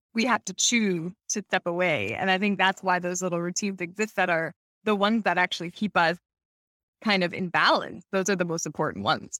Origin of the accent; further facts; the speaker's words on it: Canada; moved away as an adult; also born or lived in Hamilton, Ontario; we're originally from Canada, like, we started our business in Hamilton, which is small town outside of Toronto